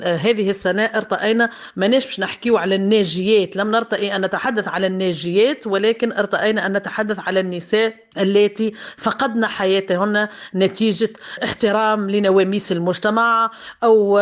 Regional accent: Tunisia; عندنا في تونس

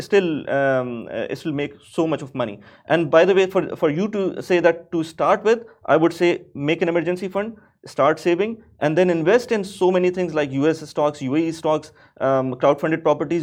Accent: Pakistan; moved away as an adult; now in Dubai, United Arab Emirates; I'm from Pakistan. So back home in Pakistan

